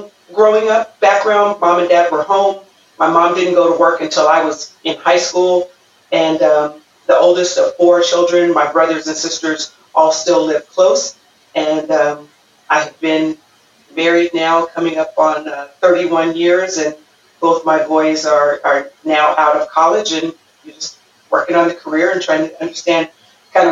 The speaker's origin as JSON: {"language": "English", "town": "Pomona", "region": "California", "country": "United States", "tie": "born or raised there", "said": "I grew up right here in Southern California in Pomona. I went to Pomona High School."}